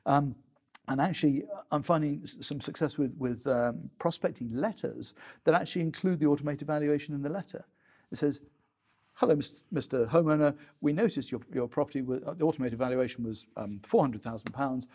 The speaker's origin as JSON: {"language": "English", "country": "United Kingdom", "said": "we're British"}